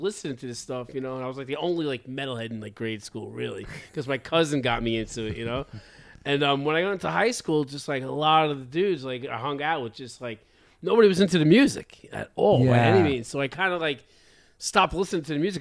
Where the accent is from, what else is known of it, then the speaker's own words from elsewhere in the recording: Elmont, New York, United States; also born or lived in Port Jefferson, New York; I was born in Long Island. I was born in Port Jefferson, Long Island. And then when I was one, my parents moved back to Elmont